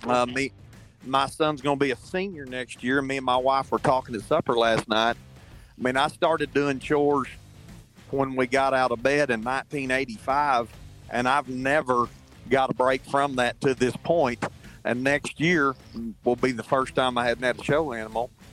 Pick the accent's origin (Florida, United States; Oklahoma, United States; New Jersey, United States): Oklahoma, United States; Hobart; I was raised in Hobart, Oklahoma